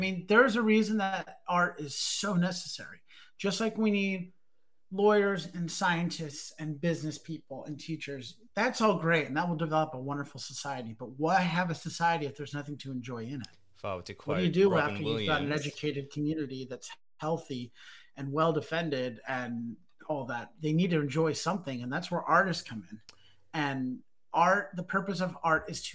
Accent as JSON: {"language": "English", "town": "Salt Lake City", "region": "Utah", "country": "United States", "said": "we're from Salt Lake"}